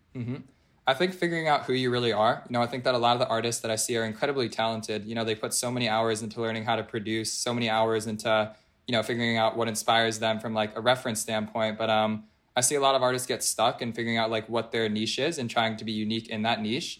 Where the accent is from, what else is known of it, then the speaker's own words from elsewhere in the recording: Philadelphia, Pennsylvania, United States; moved away as an adult; also born or lived in Colorado; I'm from Philadelphia, uh, born and raised in Pennsylvania.